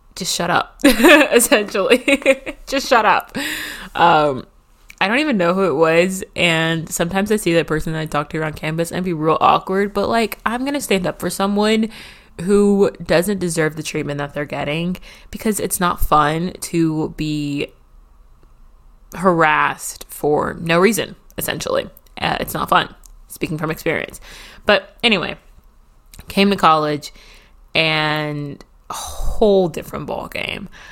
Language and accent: English; Nashville, Tennessee, United States; was raised around Nashville slash in Nashville